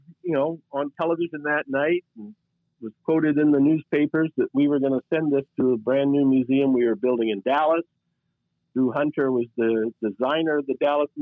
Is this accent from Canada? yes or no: yes; Canada; I'm Canadian